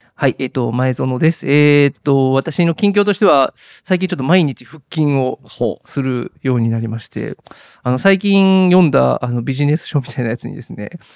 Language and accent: Japanese; Kashiwara, Osaka, Japan; moved away as an adult; now in Fukuoka, Japan; 生まれも育ちも関西大阪まあ生まれ育ち大阪であのっていう感じです。うんで生まれたのは大阪府の柏原市というところで